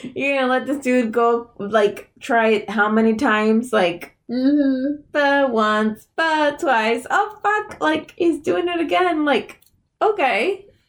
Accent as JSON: {"language": "English", "town": "Buffalo", "region": "New York", "country": "United States", "said": "we're from Buffalo"}